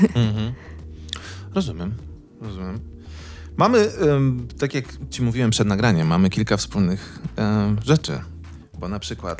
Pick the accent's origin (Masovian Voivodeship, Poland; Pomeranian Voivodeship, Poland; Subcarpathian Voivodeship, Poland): Masovian Voivodeship, Poland; Wołomin; ja pochodzę z e, małego miasteczka pod Warszawą